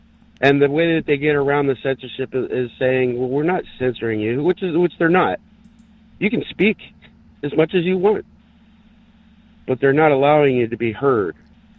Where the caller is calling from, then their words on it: San Diego, California, United States; … in San Diego.